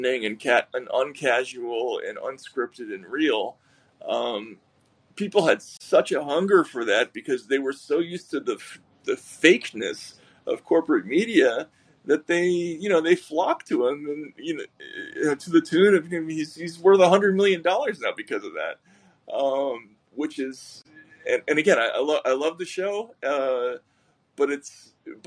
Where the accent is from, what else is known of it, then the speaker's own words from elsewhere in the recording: Boston, Massachusetts, United States; we're both from Boston. We have some shared roots.